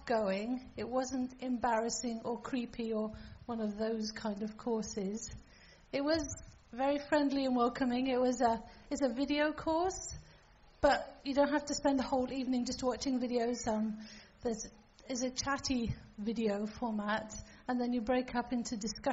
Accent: Falkland Islands; I'm from the Falkland Islands, and that's where I grew up

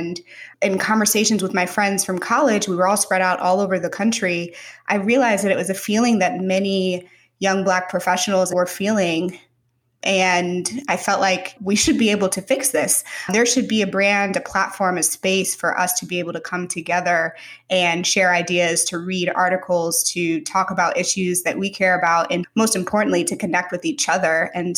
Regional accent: St. Louis, Missouri, United States; moved away as an adult; also born or lived in Mountain View, California; I'm from St. Louis, Missouri, born and raised there, and went to college in St. Louis at WashU. And I moved from WashU to Silicon Valley, to Mountain View, straight out of undergrad.

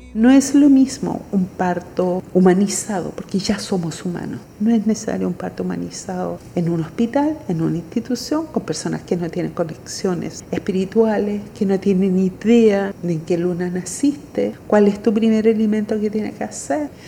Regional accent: Temuco, Araucanía, Chile; also born or lived in Santiago, Chile; Nací en Santiago de Chile pero viví toda mi niñez en el campo, en Temuco

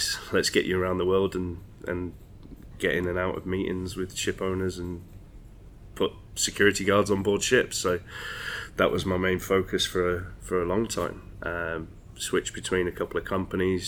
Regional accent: Windermere, North West England, United Kingdom; now in Dorset, United Kingdom; We're from Windermere originally in the Lake District

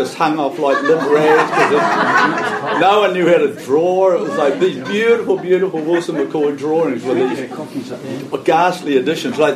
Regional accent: New Zealand; as a Kiwi

